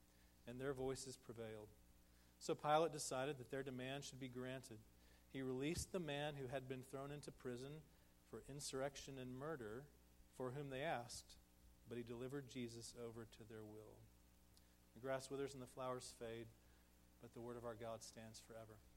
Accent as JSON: {"language": "English", "region": "Texas", "country": "United States", "also_born_or_lived": "St. Louis, Missouri", "moved": "as an adult", "said": "We're from Texas"}